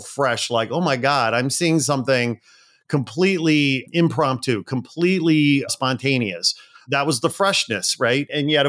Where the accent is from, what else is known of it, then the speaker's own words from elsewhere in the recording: Chicago, Illinois, United States; Well, so I grew up outside Chicago as well.